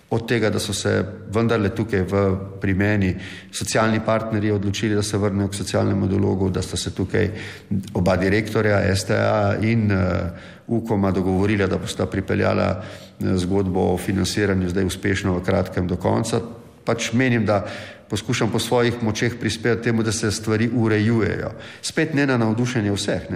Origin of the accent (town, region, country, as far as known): Slovenia